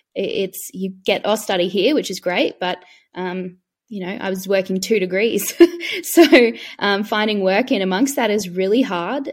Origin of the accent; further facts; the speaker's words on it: Queensland, Australia; I'm from Queensland